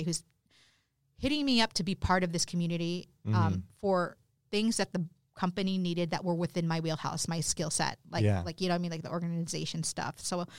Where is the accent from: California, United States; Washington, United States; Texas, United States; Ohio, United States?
California, United States; You know, I grew up in Southern California.